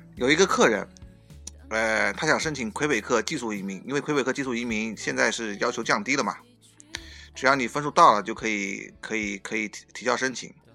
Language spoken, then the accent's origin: Chinese; China; now in Canada; 我们中国人